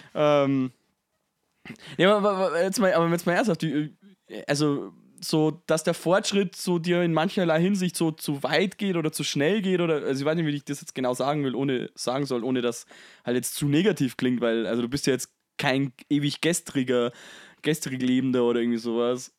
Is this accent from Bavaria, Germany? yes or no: yes; Bavaria, Germany; ich bin selber Bayer